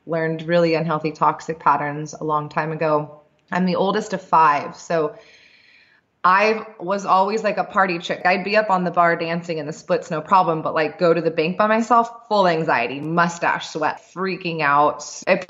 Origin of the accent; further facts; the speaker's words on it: Orange County, California, United States; moved away as an adult; now in Bali, Indonesia; I grew up in Orange County